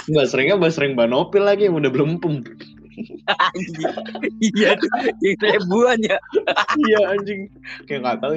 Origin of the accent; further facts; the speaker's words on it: North Sumatra, Indonesia; pokoknya Jawa lah Jawa kental banget walaupun gue orang Batak biarin sama walaupun nggak boleh ya orang Batak sama orang Jawa nikah